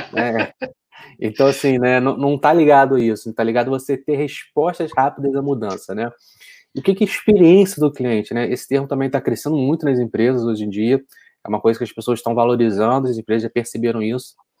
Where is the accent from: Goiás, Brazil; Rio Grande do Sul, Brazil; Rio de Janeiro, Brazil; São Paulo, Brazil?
Rio de Janeiro, Brazil; Niterói; Eu sou de Niterói